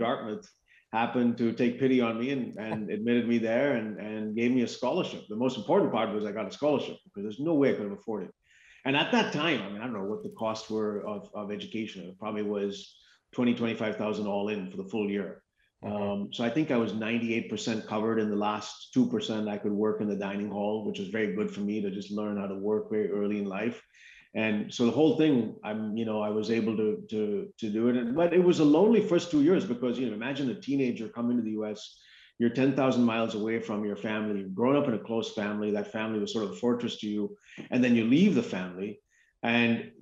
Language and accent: English; India; moved away as an adult; now in United States; I came to this country when I was 18 in the late 1980s. And prior to that first 18 years of my life, I grew up in India.